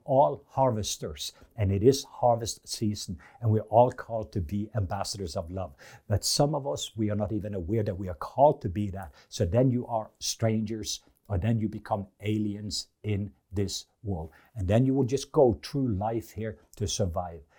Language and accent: English; Norway; English is a second language; moved away; being in Norwegian, I have learned that because English and This English is my second language